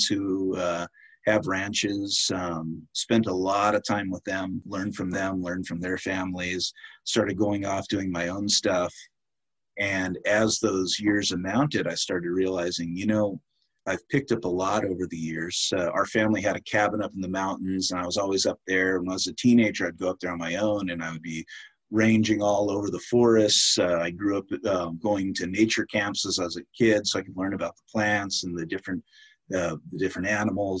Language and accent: English; Southern California, United States; now in Arizona, United States; I grew up in Southern California